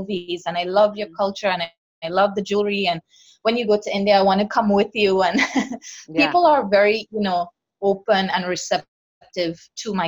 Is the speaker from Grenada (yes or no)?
yes; Grenada; moved away; also born or lived in Canada; I had a beautiful childhood growing up in Grenada.